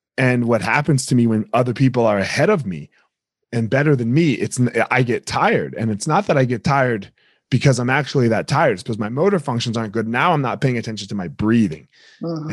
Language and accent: English; New Jersey, United States; moved away; grew up in New Jersey